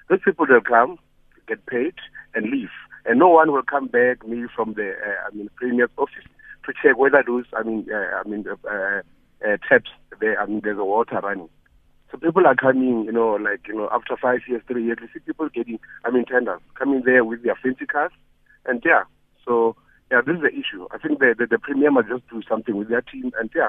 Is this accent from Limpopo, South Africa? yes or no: yes; Mokopane, Limpopo, South Africa; Friends, I'm coming from a village called Pudiakopa in Mokopane.